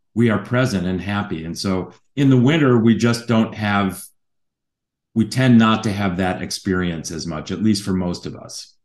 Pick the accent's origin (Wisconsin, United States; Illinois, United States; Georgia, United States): Illinois, United States; outside of Chicago; now in California, United States; I grew up outside of Chicago